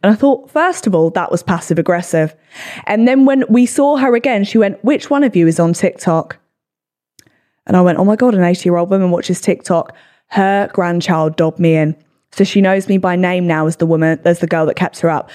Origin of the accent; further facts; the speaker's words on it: England, United Kingdom; we're English